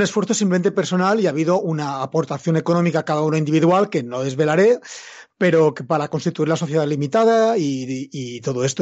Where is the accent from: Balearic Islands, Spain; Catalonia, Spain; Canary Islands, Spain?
Balearic Islands, Spain; Mallorca; yo soy mallorquín, vivo en Mallorca